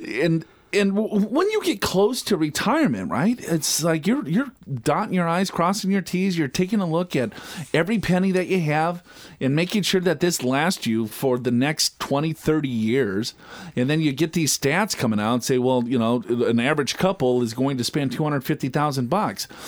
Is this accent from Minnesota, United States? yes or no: yes; Minnesota, United States; growing up in Minnesota